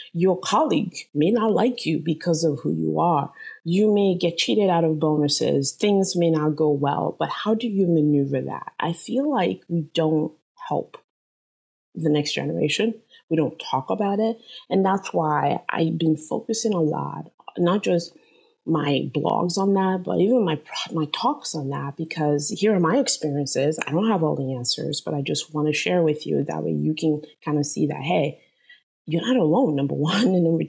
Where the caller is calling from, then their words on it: San Jose, California, United States; I am zooming in from San Jose, California.